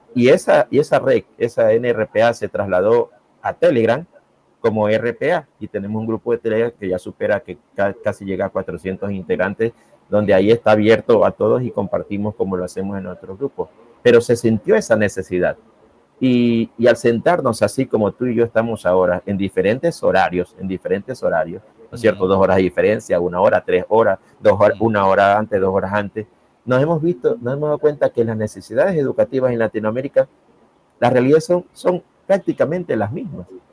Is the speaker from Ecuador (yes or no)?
yes; Guayaquil, Guayas, Ecuador; me fui a la Facultad de Filosofía de la Universidad Estatal de aquí, de mi ciudad de Guayaquil